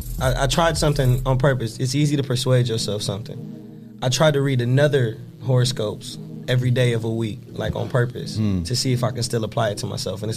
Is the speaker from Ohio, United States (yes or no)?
yes; Toledo, Ohio, United States; I'm from Toledo, Ohio. I'm from here. I grew up on the north and then moved to the west.